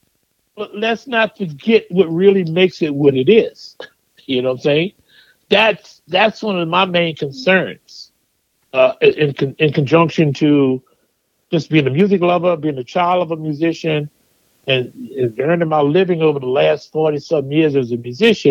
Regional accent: United States; as an American myself

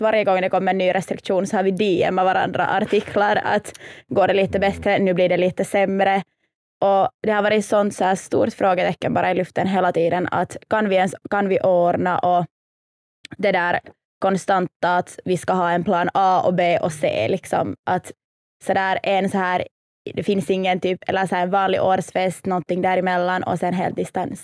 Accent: Helsinki, Uusimaa, Finland; Jag är helt här från Helsingfors

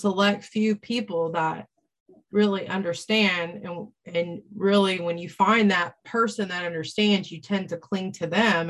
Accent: Florida, United States; now in North Carolina, United States; Well, I'm in North Carolina, but I'm from Florida.

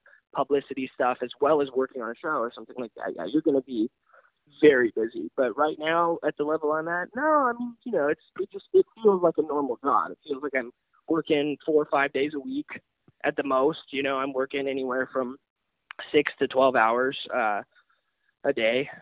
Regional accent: Texas, United States; I came from Texas

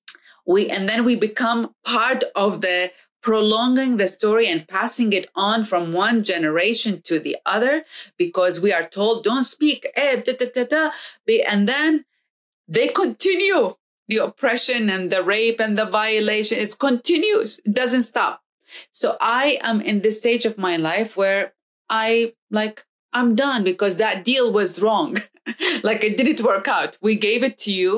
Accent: Iraq; now in United States; I come to America and I am from another part of the world in Iraq. And then I'm living in America

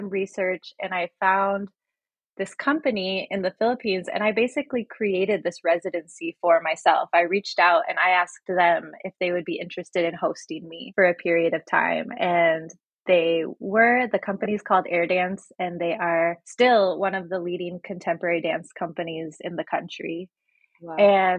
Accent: Midwest, United States; also born or lived in Chicago / Illinois / Nebraska / Delaware; So I was born in Chicago and I grew up in the Midwest. I grew up in Illinois, Nebraska, jumped over to Delaware for a little bit, and then came back and I was in Wisconsin and spent a long time in Minnesota.

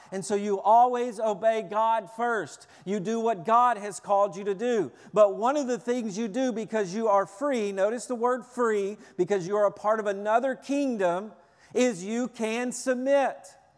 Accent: Tennessee, United States; I'm from Tennessee. Everybody parks in the front yard.

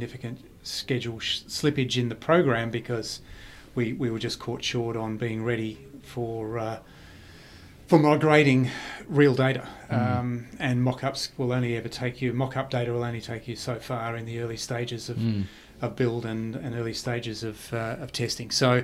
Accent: Perth, Western Australia, Australia; where I grew up in Perth

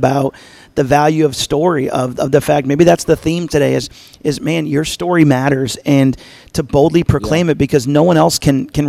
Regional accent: Albany, New York, United States; moved away; I'm from Albany, New York originally

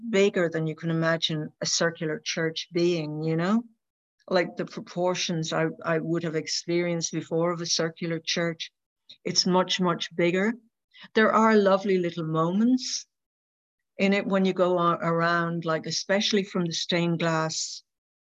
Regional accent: Ireland; as an Irish person

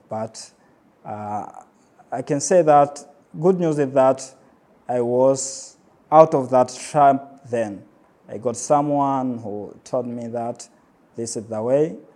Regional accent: Pemba, Zanzibar, Tanzania; I was born in Pemba and I grew up most of my time here in Pemba.

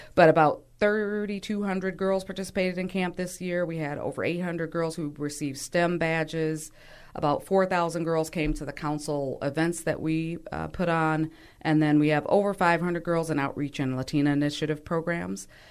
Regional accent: Milwaukee, Wisconsin, United States; I, too, born and raised in Milwaukee

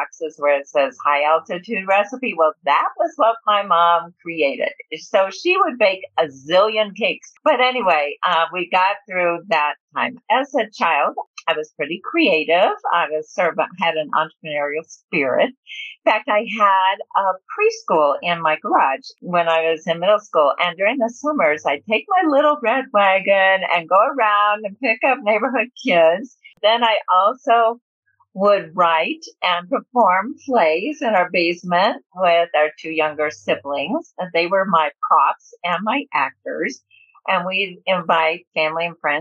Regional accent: Denver, Colorado, United States; moved away as an adult; also born or lived in Milwaukee, Wisconsin / Laramie, Wyoming / Tulsa, Oklahoma / Washington, D.C.; where I consider home is when we moved here to beautiful Denver, Colorado, when I was about five

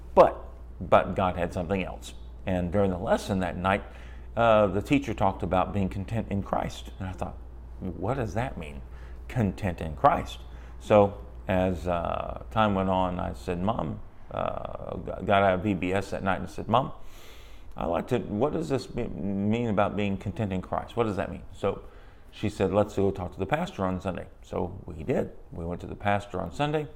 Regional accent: San Antonio, Texas, United States; I grew up in San Antonio, Texas, in a broken home

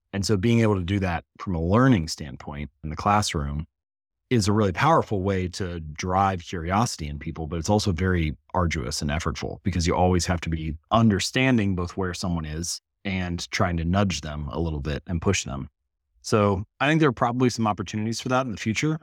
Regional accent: Hamilton, Ohio, United States; I was born in Hamilton, Ohio, so smallish town in Midwestern the United States, and I grew up in the same house

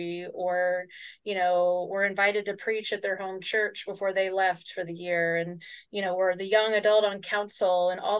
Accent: Chicago, Illinois, United States; I grew up in Chicago

